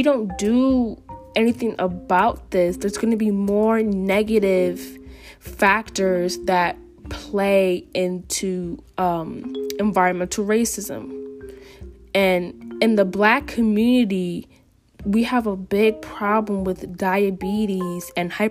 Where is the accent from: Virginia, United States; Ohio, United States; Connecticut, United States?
Connecticut, United States; New Haven; Growing up in New Haven